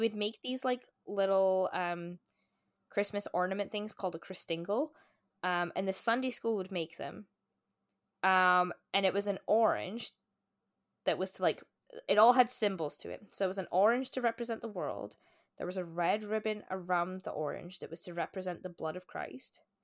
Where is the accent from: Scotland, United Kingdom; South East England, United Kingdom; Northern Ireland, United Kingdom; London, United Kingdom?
Scotland, United Kingdom; moved away as an adult; now in Canada; in my hometown, I think there are almost as many churches as there are pubs